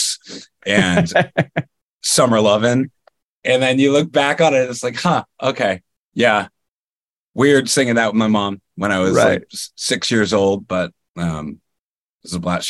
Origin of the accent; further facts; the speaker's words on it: Maine, United States; I am from Maine. I am currently in Maine